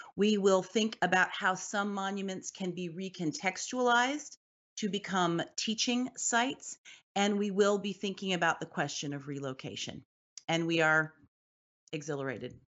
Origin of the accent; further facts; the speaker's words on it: Washington, District of Columbia, United States; I grew up in Washington, D C